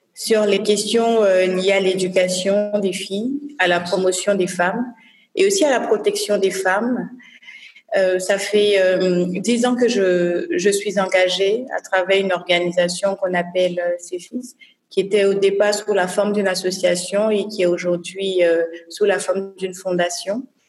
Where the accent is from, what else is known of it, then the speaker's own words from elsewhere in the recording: Côte d’Ivoire; also born or lived in New York; je suis ivoirienne, déjà. Donc, euh, j'ai principalement fait mes études en Côte d'Ivoire